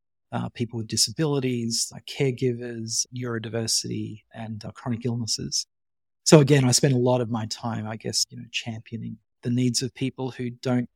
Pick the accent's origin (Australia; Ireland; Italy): Australia; Western Queensland; also born or lived in Canada; I went from this tiny little country town in Western Queensland with 3,000 people to this reasonably large city